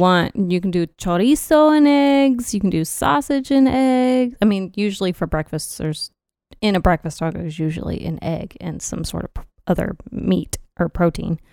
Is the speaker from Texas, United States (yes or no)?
yes; Texas, United States; proud to be a Texan.